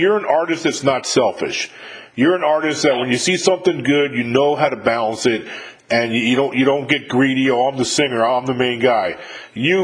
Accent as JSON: {"language": "English", "region": "New York", "country": "United States", "moved": "yes", "lives_now": "Mississippi, United States", "said": "I live in Mississippi, I'm from New York originally, but I've been down in Mississippi for like 22 years or something now"}